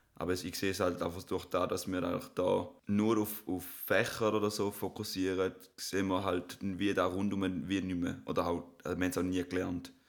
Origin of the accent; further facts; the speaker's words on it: Switzerland; Auch als Schweizer